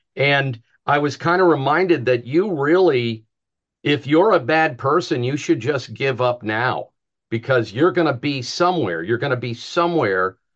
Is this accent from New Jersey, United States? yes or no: yes; New Jersey, United States; I'm from Jersey too